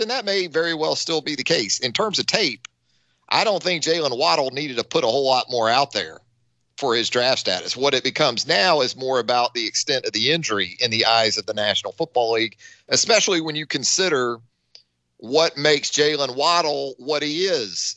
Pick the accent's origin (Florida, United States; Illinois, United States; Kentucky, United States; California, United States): Florida, United States; Northeast; I grew up in Northeast Florida